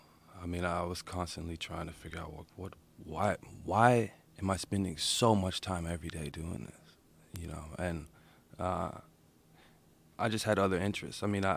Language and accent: English; Austin, Texas, United States; also born or lived in New York; I grew up in Austin.